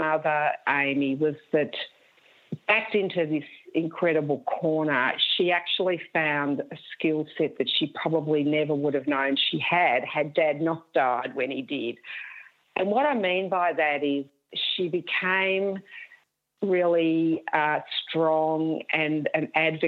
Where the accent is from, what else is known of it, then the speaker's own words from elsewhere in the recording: Wangaratta, Victoria, Australia; now in Richmond, Australia; I was born and raised in Wangaratta